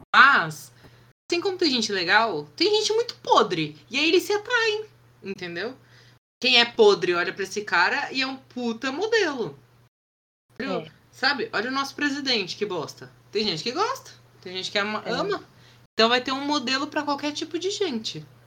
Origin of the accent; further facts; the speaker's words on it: Brazil; a gente é brasileiro